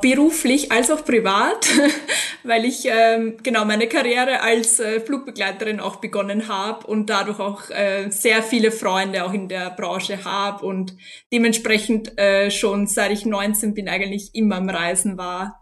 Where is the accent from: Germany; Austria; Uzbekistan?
Austria; also born or lived in London / Vilnius; ich bin aus Österreich, 33 Jahre alt